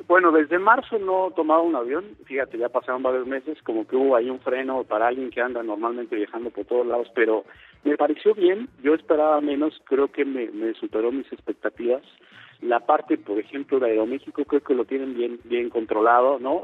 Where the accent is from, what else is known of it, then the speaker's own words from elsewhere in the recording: Mexico; somos los mexicanos